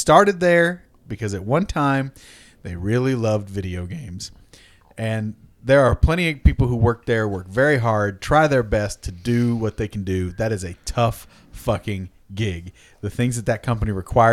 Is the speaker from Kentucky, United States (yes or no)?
yes; Richmond, Kentucky, United States; moved away; my hometown of Richmond, Kentucky